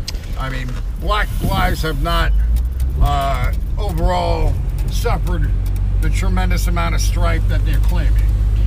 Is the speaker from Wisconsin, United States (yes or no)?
no; New Jersey, United States; just outside of New York City.